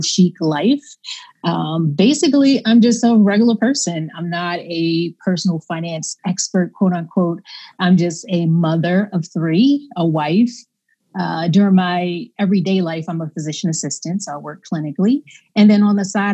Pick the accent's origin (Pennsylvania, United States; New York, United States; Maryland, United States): Maryland, United States; Baltimore; I grew up in Baltimore, Maryland, kind of inner city